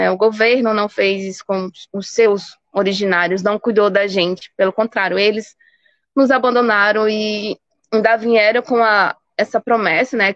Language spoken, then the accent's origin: Portuguese; Pernambuco, Brazil; E do porquê do meu território ser 8.100 hectares, e eu digo, não, o território não pertence a …, esse território pertence todo o povo pancararu